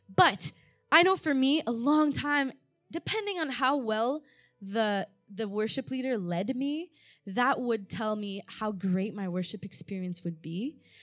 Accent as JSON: {"language": "English", "town": "Montreal", "region": "Quebec", "country": "Canada", "tie": "born or raised there", "also_born_or_lived": "Malta", "said": "I was born there. My parents were missionaries there. And when I was about two years old, we moved to Canada"}